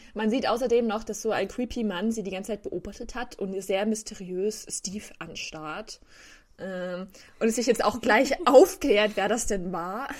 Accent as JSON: {"language": "German", "country": "Germany", "said": "ich als Deutscher"}